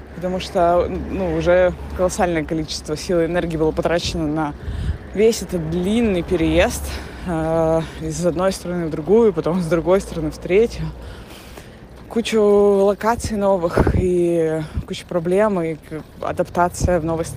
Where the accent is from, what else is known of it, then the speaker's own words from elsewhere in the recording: Russia; moved away as an adult; also born or lived in Antalya, Turkey; now in Montenegro; Мы уехали из России с э, трехмесячным ребенком и мужем в январе 2023 года